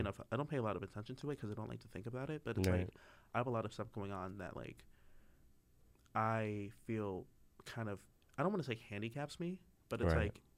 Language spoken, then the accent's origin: English; Maryland, United States; moved away as an adult; now in North Carolina, United States; I am from Maryland.